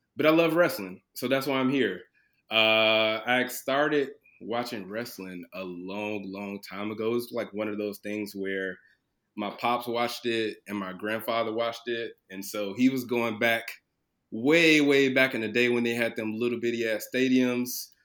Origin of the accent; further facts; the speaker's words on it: Chicago, Illinois, United States; now in Cincinnati, United States; originally from Chicago, Illinois, uh, South Side, Chicago. Um, currently uh, in Cincinnati